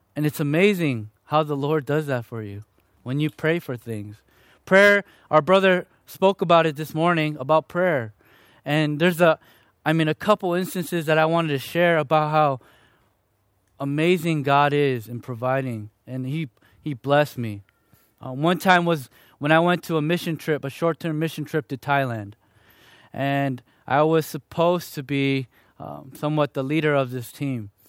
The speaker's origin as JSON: {"language": "English", "town": "Chicago", "region": "Illinois", "country": "United States", "tie": "born or raised there", "also_born_or_lived": "Fullerton, California", "moved": "yes", "lives_now": "Riverside, United States", "said": "I was born and raised in Chicago, Illinois, to two parents who, both of 'em were from South Korea"}